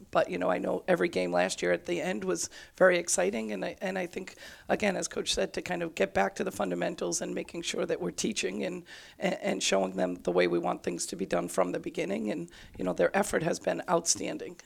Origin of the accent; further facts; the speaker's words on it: Worcester, Massachusetts, United States; growing up in Worcester